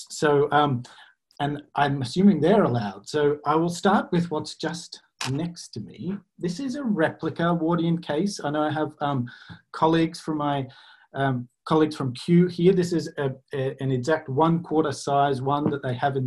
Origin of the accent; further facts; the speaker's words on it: Australia; I'm Australian, as you can hear